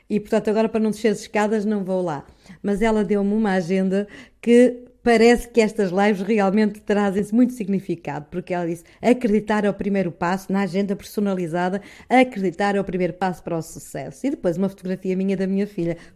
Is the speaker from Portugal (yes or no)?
yes; Norte, Portugal; accent: northern Portuguese; com a minha pronúncia do norte aqui bem acentuada.